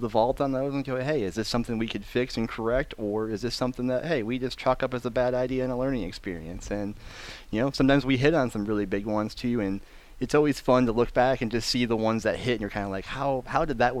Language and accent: English; Lansing, Michigan, United States; my hometown team here in Lansing, Michigan.